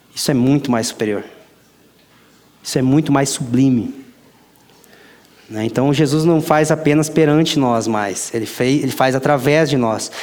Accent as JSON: {"language": "Portuguese", "country": "Brazil", "said": "eu também sou brasileiro"}